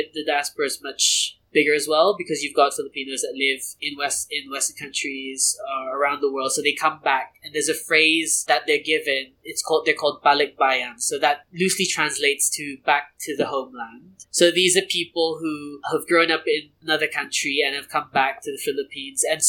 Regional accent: Brunei; first language English; In Brunei, it was a slightly different story growing up

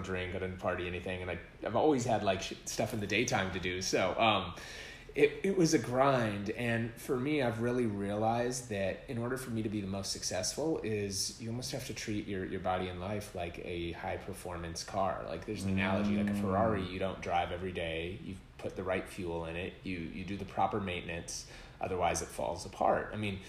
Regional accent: Minneapolis, Minnesota, United States; now in Los Angeles, United States; I grew up in Minneapolis and being

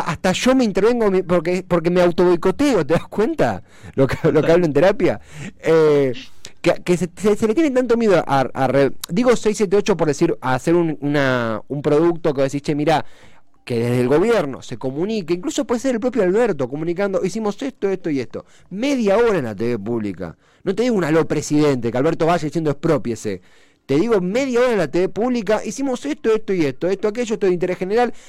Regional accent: Buenos Aires Province, Argentina; somos bonaerenses

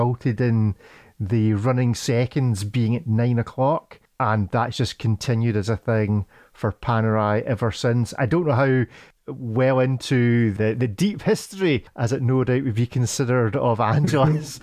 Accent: Scotland, United Kingdom; as a Scotsman that works on a farm

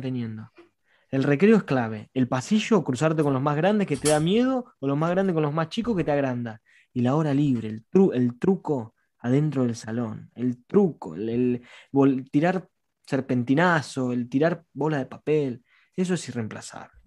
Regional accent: La Plata, Buenos Aires Province, Argentina; somos cuatro, somos de La Plata

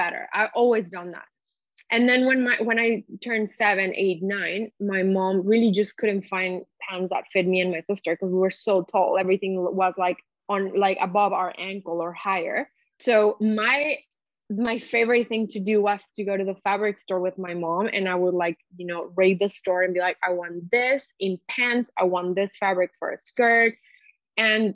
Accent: Mexico; moved away; also born or lived in Montreal / Amsterdam; I grew up in Mexico

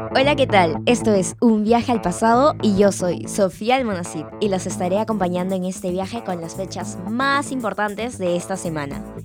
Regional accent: Peru; como peruanos

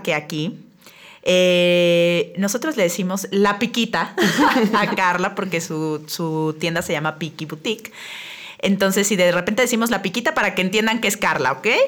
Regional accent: San Luis Potosí, Mexico; moved away as an adult; now in Querétaro, Mexico; yo soy potosina

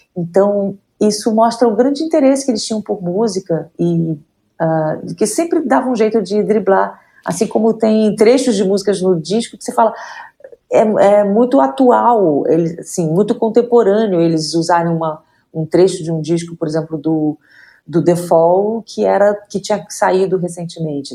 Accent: Rio de Janeiro, Brazil; now in São Paulo, Brazil; eu nasci no Rio de Janeiro, fui criado no Rio de Janeiro, mas moro em São Paulo a maior parte da, da minha vida.

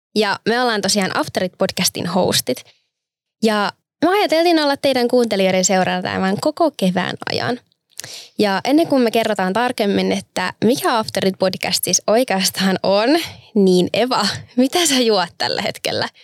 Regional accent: Turku, Southwest Finland, Finland; olen turkulainen

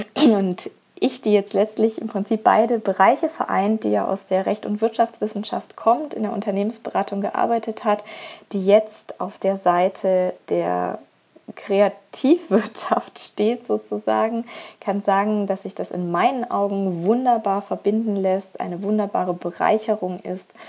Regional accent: Augsburg, Bavaria, Germany; moved away as an adult; also born or lived in Rhine; now in Upper Lusatia, Germany; komme gebürtig aus Augsburg

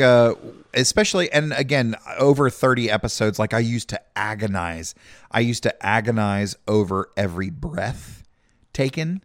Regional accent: South Carolina, United States; we come from Podunk, South Carolina

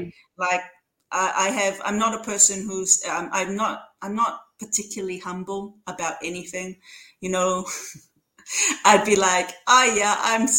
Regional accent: Samoa; moved away as an adult; also born or lived in Auckland, New Zealand; when I was growing up in Samoa

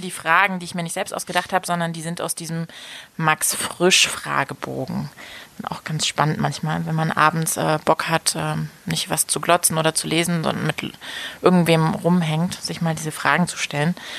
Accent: Germany; now in Leipzig, Germany; wenn ich so nach Hause komme und dann so in dem, in, so Berlin bin oder im, im Umland, dass mir schon auch so der Dialekt

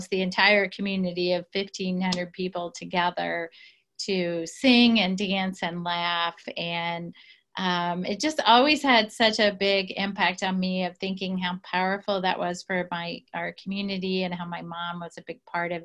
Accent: southern Indiana, United States; I grew up in a very small town, southern Indiana.

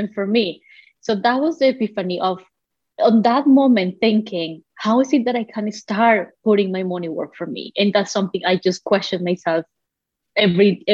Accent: Colombia; moved away; I come from Colombia originally, so you know, all the way back to the other part of the ocean

